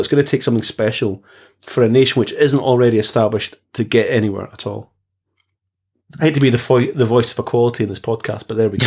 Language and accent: English; Scotland, United Kingdom; I come from we come from Scotland.